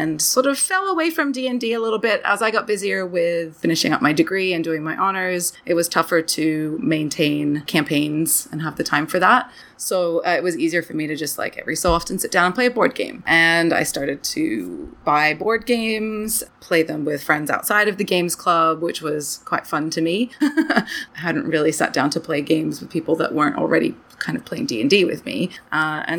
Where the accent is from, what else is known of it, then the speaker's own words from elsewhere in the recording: Australia; moved away as an adult; also born or lived in Brisbane, Queensland, Australia; now in Canada; it was in Australia where I grew up